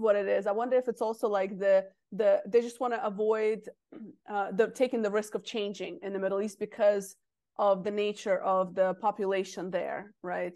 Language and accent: English; Russia; moved away; I'm from Russia originally.